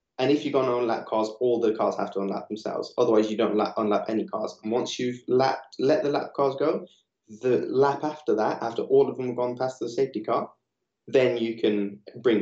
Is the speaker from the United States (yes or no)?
no; Nottingham, East Midlands, United Kingdom; I grew up in Nottingham